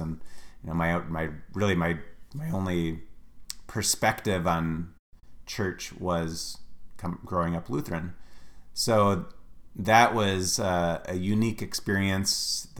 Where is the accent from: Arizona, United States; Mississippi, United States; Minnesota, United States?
Minnesota, United States; Ely; now in Wisconsin, United States; I grew up in Ely, Minnesota, way up north. It's actually, if you were to fly, it would be 15 miles from the Canadian border